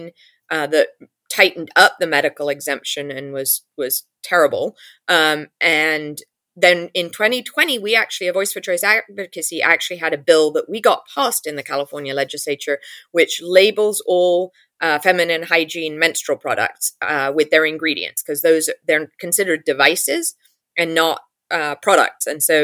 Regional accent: England, United Kingdom; now in United States; you can hear it from my accent. I grew up in England. I know how the English political system works.

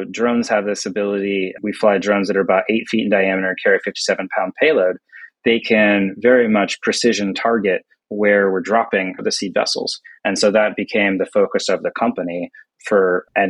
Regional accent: United States; my home country here, the US

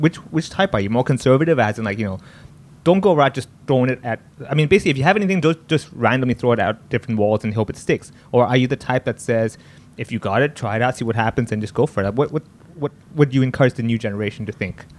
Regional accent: Hong Kong; growing up here being Indian, people think I don't speak Cantonese

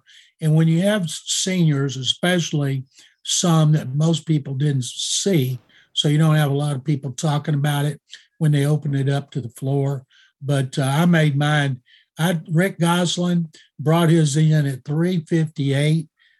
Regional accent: Waco, Texas, United States; I grew up watching in Waco when I was a kid in the 60s

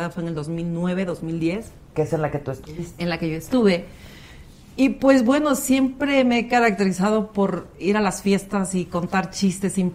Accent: Veracruz, Mexico; accent: jarocha; also born or lived in Orizaba; Nací en Tierra Veracruz, me quedo en Orizaba y toda mi familia está en el puerto. O sea, yo tengo años que voy al puerto y ahí me quedo

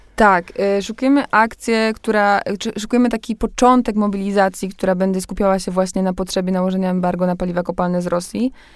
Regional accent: Poland; jak wchodziliśmy do Unii Europejskiej, ja miałam 3 lata, no więc wychowałam się już w tym wszystkim.

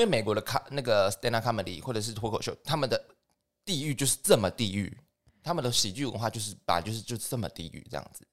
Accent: Taiwan; 我们其实台湾人也是有去参军的哦

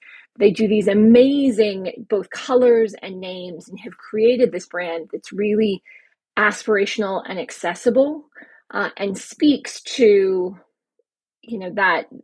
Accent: United States; moved away as an adult; also born or lived in Paris, France; now in Europe; I'm American

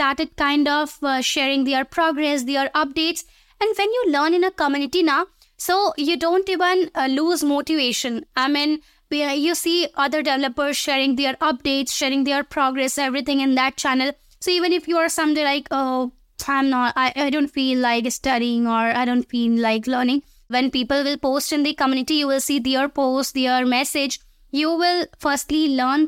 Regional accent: India; I'm from India

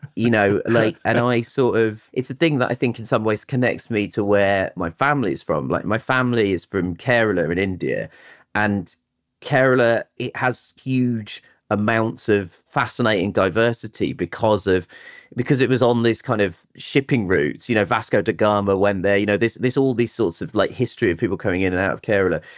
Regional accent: Croydon, London, United Kingdom; also born or lived in Tooting / Brixton / Shepherd's Bush; I was born in Tooting and I grew up in Croydon

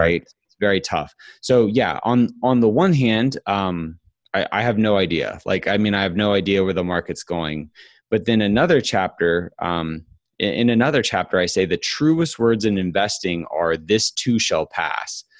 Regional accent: Huntsville, Alabama, United States; now in Atlanta, United States; grew up my whole uh, childhood in Huntsville, Alabama.

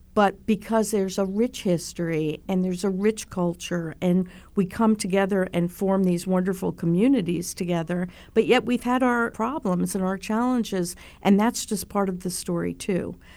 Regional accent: Miami Beach, Florida, United States; I grew up on Miami Beach

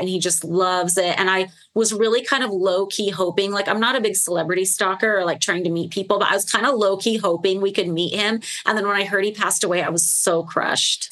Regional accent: Las Vegas, Nevada, United States; Vegas is my hometown

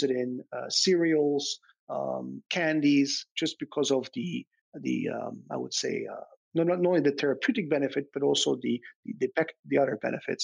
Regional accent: Belgium; moved away; I grew up in Belgium

